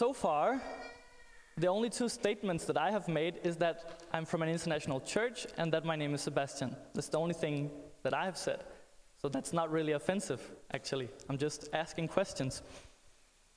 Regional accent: Denmark; I'm from Denmark

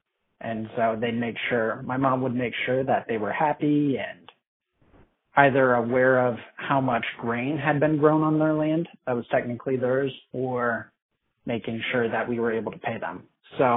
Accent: Iowa, United States; moved away as an adult; now in Kansas City, United States; I grew up in Iowa on a family farm

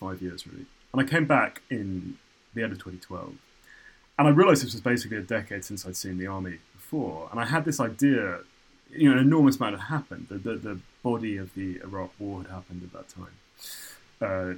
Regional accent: Cambridge, East of England, United Kingdom; moved away as an adult; also born or lived in New York; now in London, United Kingdom; I grew up in Cambridge

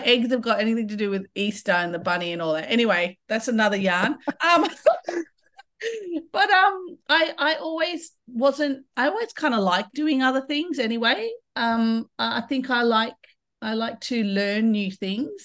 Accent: Kimberley and Pilbara, Western Australia, Australia; also born or lived in Broome; traditionally, I'm a Kimberley woman. I'm a Nuggala Jundu from Noongar and Yarru country, so Brimbiggle Bay. But I grew up in the Pilbara as well

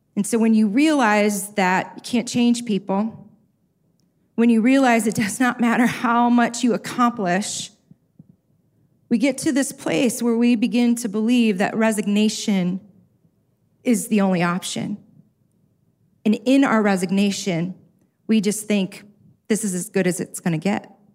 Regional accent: Chicago, Illinois, United States; I'm from South Side Chicago

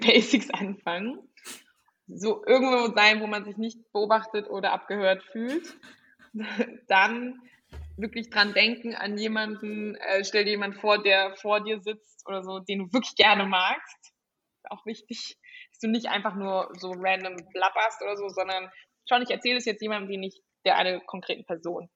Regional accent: Frankfurt, Hesse, Germany; ich komme irgendwie aus Frankfurt, aus dem Bankerumfeld

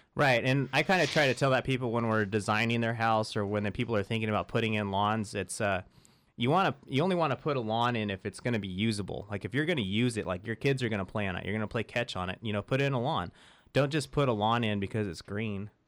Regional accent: Central Valley, California, United States; I grew up in the Central Valley

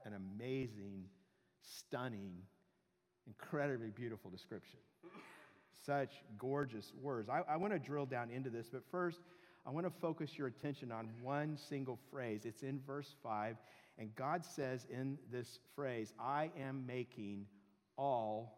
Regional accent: Southern California, United States; I grew up in Southern California

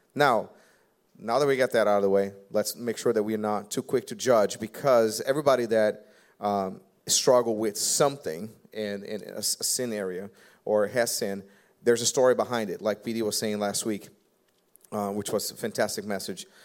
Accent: Brazil; English is a second language; now in United States; also an immigrant. I came from Brazil. I don't know if you guys ever noticed my little bit of accent

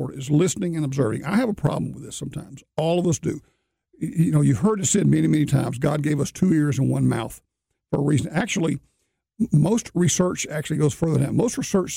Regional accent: Alabama, United States; moved away; I grew up in Alabama

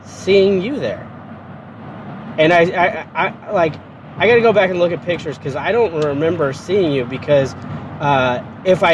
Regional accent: Indianapolis, Indiana, United States; moved away as an adult; also born or lived in Illinois; I grew up in Marion County, Indiana, or better known as Indianapolis, for 30 years of my life

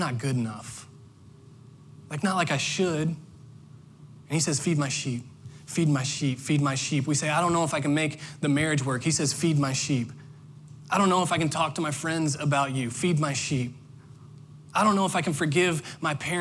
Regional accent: Indiana, United States; now in Orlando, United States; I grew up in Indiana

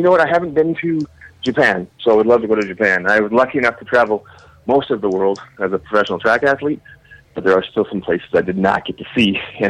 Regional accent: Canada; Can I tell you, I'm sorry, I don't know any guns. I'm Canadian.

